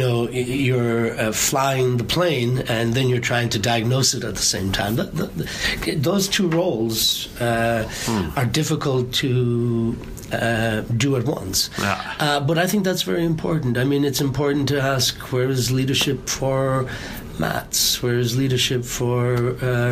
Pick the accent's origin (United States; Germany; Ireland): Ireland; I'm Irish